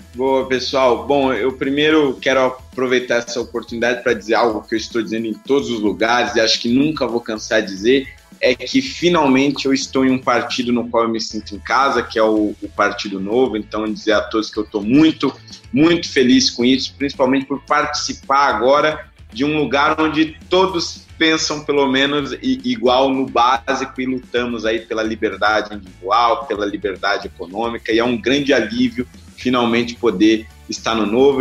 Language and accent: Portuguese; São Paulo, Brazil; vim da periferia de São Paulo